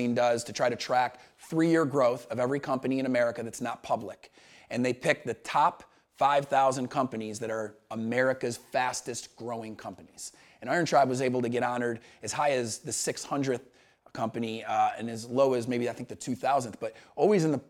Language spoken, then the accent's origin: English; Syracuse, New York, United States; moved away as an adult; also born or lived in Montevallo, Alabama; I was this kid from Syracuse, New York, who ended up at the University of Montevallo because I played college baseball